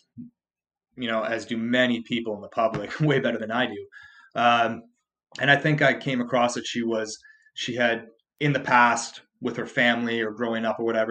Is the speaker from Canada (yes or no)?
yes; Canada; I'm Canadian